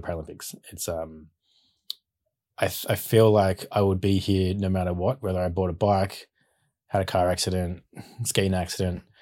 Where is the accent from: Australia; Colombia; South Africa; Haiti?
Australia; Bowral, Southern Highlands, New South Wales; also born or lived in Sydney, Australia; we moved to Barrow, Southern Highlands when I was two years old. So, grew up around there on six acres